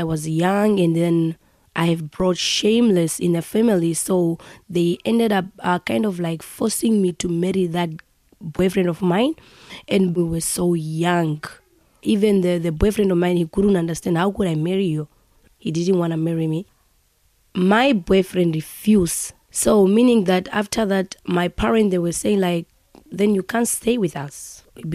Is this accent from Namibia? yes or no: yes; Namibia; moved away as an adult; now in Fort McMurray, Canada; I was born in Namibia. I was born in Shinene. It's a village. I was born in 1991, February the 12th. Growing up in Shinene